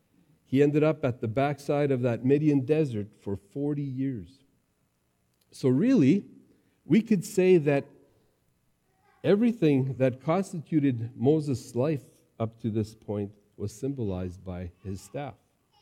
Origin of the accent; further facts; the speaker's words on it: Mexico; also born or lived in Texas, United States; As an MK, growing up in Mexico and Texas, I came across a lot of snakes, a lot of rattlesnakes, and I got used to always watching for them.